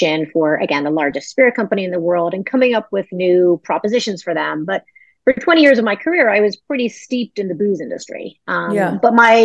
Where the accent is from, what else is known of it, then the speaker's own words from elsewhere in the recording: Ireland; moved away; I'm originally Irish